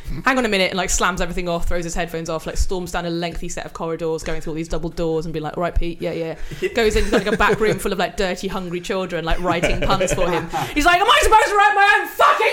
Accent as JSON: {"language": "English", "area": "Welsh", "region": "Wales", "country": "United Kingdom", "said": "I'm Welsh"}